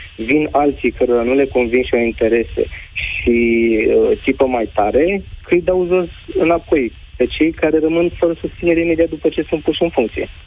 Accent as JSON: {"language": "Romanian", "country": "Romania", "said": "sunt din România"}